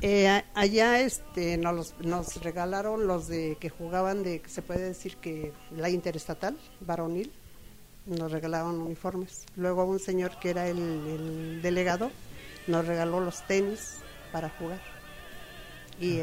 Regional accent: Nicolás Romero, State of Mexico, Mexico; yo soy del Estado de México, en, del municipio de Nicolás Romero

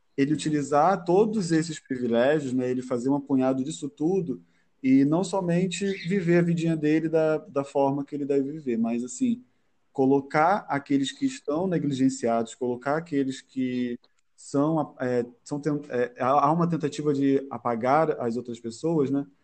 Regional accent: Rio de Janeiro, Brazil; also born or lived in Madureira, Rio de Janeiro; morador de Madureira, nascido e criado no Lins de Vasconcelos com muito orgulho.

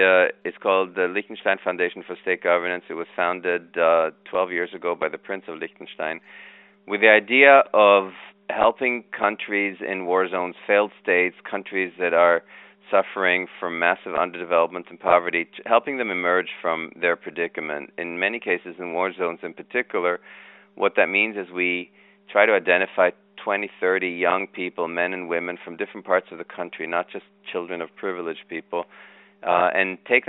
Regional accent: Kenya; also born or lived in Israel; I was born in Israel, moved from Israel to Africa. So we first spoke, English at home because my parents, that was their common language. Then spoke Hebrew because I was born there. Then we moved to Africa and I became friends with a lot of kids in Kenya.

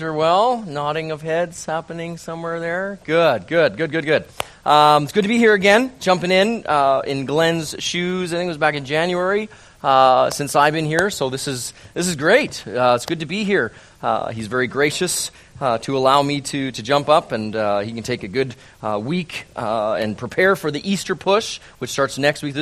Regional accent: Calgary, Alberta, Canada; moved away; born and raised in Calgary

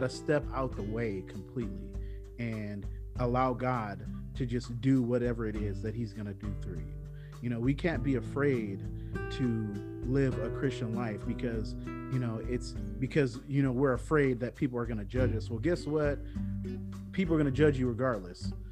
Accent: Bay Area, California, United States; I grew up in the Bay Area, where it's one of the most diverse places in the world. Plus, it's in California

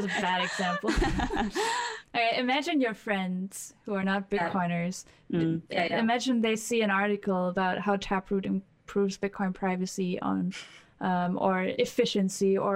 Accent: Germany; growing up in Germany

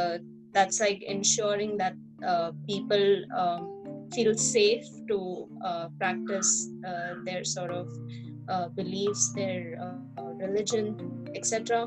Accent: India; I would have still been as Indian as I am right now, because that doesn't change.

